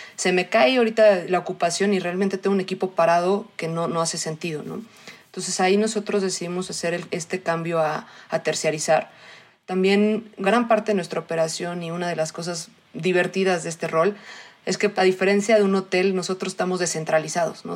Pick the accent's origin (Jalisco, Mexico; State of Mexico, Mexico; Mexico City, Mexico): Mexico City, Mexico; also born or lived in Australia; soy mexicana, nací en la Ciudad de México, quitando ese rato que estuve en Australia, toda la vida he estado acá.